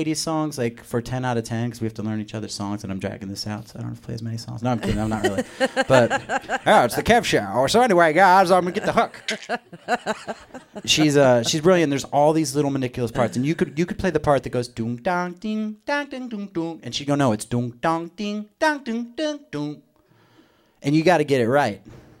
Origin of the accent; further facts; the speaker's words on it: Arizona, United States; why are you so ashamed to be from where you're from, which is Arizona?